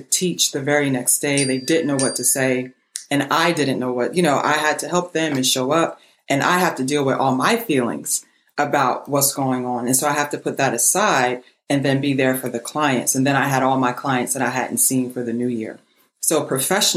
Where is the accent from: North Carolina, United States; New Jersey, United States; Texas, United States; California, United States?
New Jersey, United States; Trenton; I'm from Trenton, New Jersey. I was raised in a row house